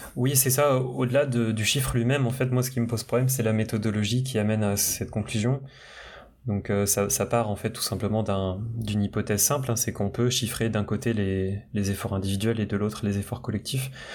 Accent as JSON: {"language": "French", "region": "Brittany", "country": "France", "moved": "yes", "said": "je viens de la Bretagne, euh, mes parents viennent du, bah, de la campagne bretonne"}